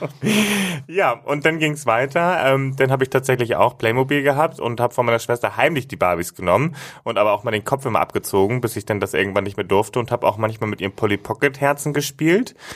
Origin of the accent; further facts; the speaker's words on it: Hamburg, Germany; bei uns, wo ich groß geworden bin, gab es immer nur den Bus. Und das war einfach ein Highlight, wenn ich mit meiner Oma zum Beispiel mit dem Schiff von Finkenwerder aus